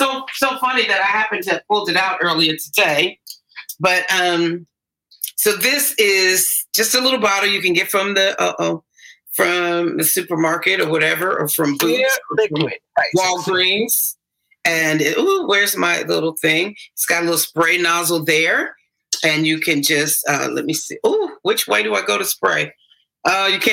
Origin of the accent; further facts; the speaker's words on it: Gary, Indiana, United States; playing out and around in Gary, Indiana. And I grew up down the road from the Jackson Fives